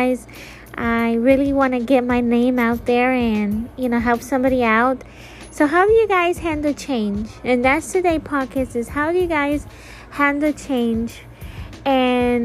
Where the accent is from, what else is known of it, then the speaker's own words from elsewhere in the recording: Florida, United States; I'm leaving Florida, if you guys don't know, I'm from Florida